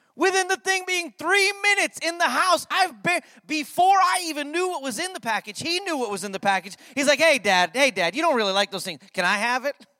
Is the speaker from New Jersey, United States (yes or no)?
no; Connecticut, United States; I grew up in Connecticut